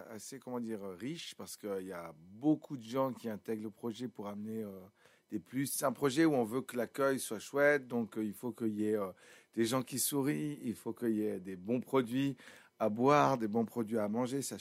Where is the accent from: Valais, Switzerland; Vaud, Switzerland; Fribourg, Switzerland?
Valais, Switzerland; Sion; comme je viens de Sion, très naturellement, je me suis dit, ben, si je m'entoure, je m'entoure